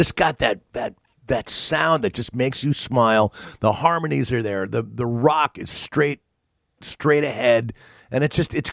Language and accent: English; East Coast, United States; when I was growing up on the East Coast